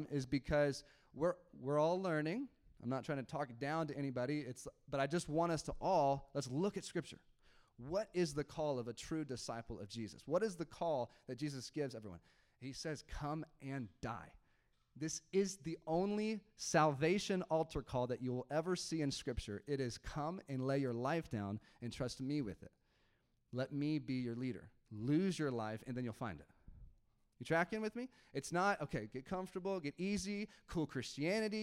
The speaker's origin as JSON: {"language": "English", "country": "United States", "said": "Okay, so I'm American. All right, I grew up in the American church."}